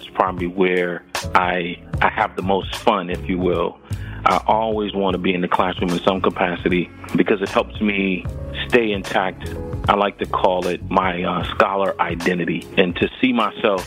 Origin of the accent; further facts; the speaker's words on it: Georgetown, South Carolina, United States; moved away as an adult; also born or lived in Philadelphia, Pennsylvania / Atlanta, Georgia / Nashville, Tennessee; I grew up in the low country of South Carolina on the coast